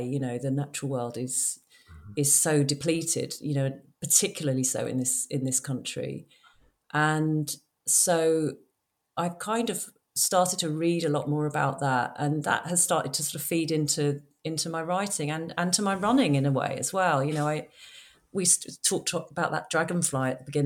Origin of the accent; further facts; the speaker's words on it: London, United Kingdom; I grew up in London